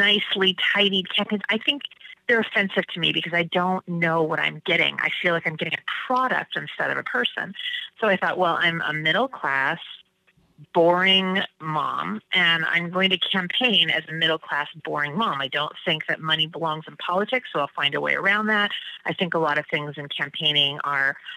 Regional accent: Washington, United States; now in Maine, United States; I grew up in Washington State

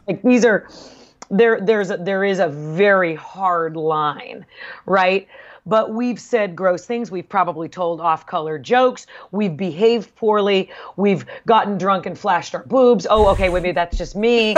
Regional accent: Southern California, United States; also born or lived in Bay Area, California; we moved from Southern California

